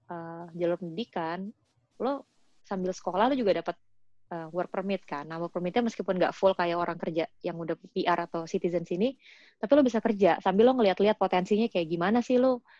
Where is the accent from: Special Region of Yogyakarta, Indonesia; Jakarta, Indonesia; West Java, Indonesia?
Jakarta, Indonesia; now in Canada; karena gue kan dari kecil emang gue lahir gede di Jakarta ya.